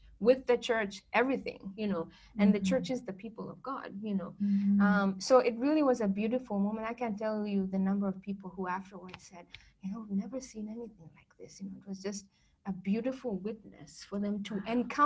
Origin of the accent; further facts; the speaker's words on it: Nyeri, Central Kenya, Kenya; first language Kikuyu; English is a second language; moved away as an adult; now in United States; I come from the central part of Kenya, which is called Nyeri